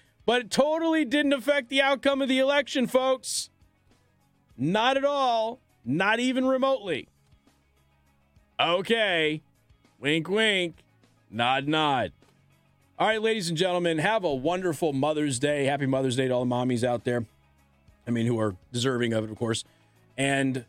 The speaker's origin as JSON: {"language": "English", "country": "United States", "said": "we're American"}